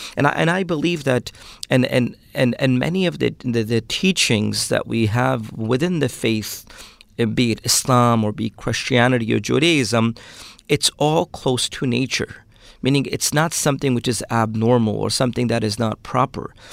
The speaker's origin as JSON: {"language": "English", "town": "New York City", "region": "New York", "country": "United States", "tie": "born or raised there", "also_born_or_lived": "Pakistan", "first_language": "Urdu", "second_language": "English", "said": "I'm raised, uh, in Brooklyn, New York"}